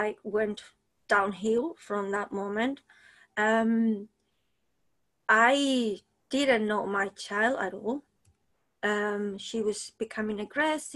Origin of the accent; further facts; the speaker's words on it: Spain; moved away as an adult; also born or lived in New Zealand; now in London, United Kingdom; I'm from Spain originally. I came to London 21 years ago, very young.